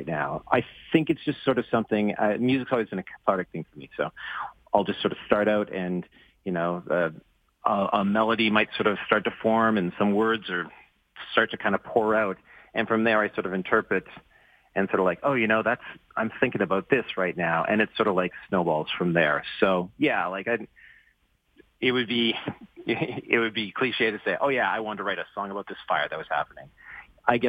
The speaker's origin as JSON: {"language": "English", "town": "Edmonton", "region": "Alberta", "country": "Canada", "tie": "born or raised there", "also_born_or_lived": "Fort McMurray", "said": "I was born in Edmonton, but I was moved up to Fort McMurray when I was about in high school"}